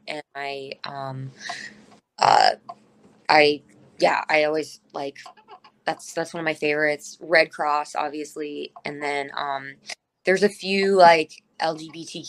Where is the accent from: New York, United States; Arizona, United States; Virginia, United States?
Arizona, United States; Cave Creek; now in Los Angeles, United States; I grew up in Cave Creek, but Phoenix and Scottsdale were the areas that had like the shows and stuff.